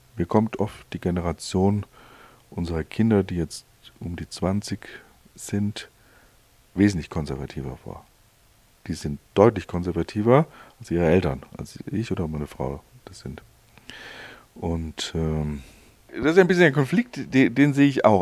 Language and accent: German; Hesse, Germany; also born or lived in Allgäu, Bavaria; now in Kempten area, Germany; als Hesse Vater von einem Allgäuer Kind